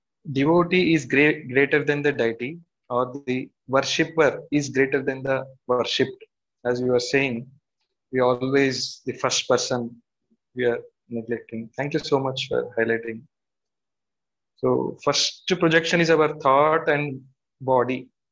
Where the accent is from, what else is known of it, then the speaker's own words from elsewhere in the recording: Hyderabad, Telangana, India; I'm from Hyderabad.